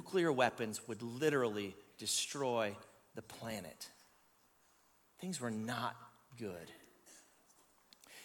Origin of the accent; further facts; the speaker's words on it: Canada; I'm Canadian